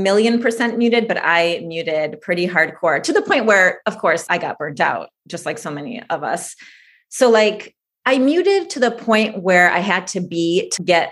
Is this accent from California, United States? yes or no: no; suburbs outside of Detroit, Michigan, United States; also born or lived in Moscow, Russia; I was born in Moscow, Russia. My family immigrated here when I was about 3 years old to suburbs outside of Detroit, Michigan